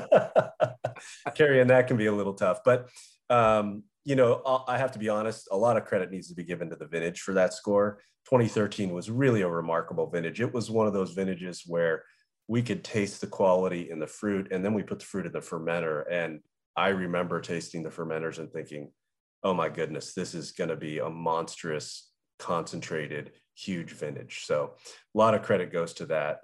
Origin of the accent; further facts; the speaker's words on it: Southern California, United States; I grew up in Southern California